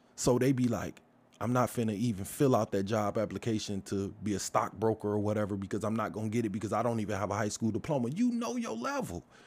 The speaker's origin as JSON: {"language": "English", "town": "Detroit", "region": "Michigan", "country": "United States", "tie": "born or raised there", "also_born_or_lived": "Brightmoor", "said": "I grew up in the Hermitage Garden Projects. Moved from there, moved to Brightmoor"}